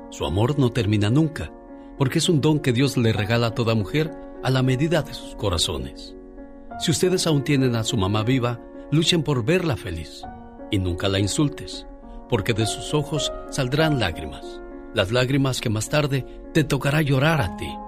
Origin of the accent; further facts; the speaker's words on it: Guadalajara, Jalisco, Mexico; moved away; Saludos a la gente de Guadalajara, Jalisco, porque un día salí de Jalisco, pero Jalisco nunca salió de mí.